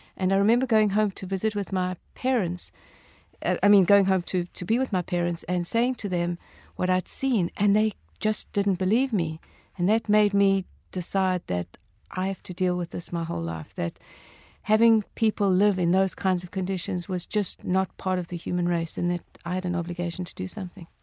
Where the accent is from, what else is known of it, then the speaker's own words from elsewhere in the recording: South Africa; growing up in South Africa, um, during apartheid